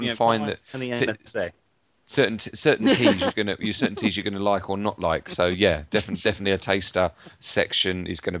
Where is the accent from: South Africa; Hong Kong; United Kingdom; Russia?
United Kingdom; England; I'm English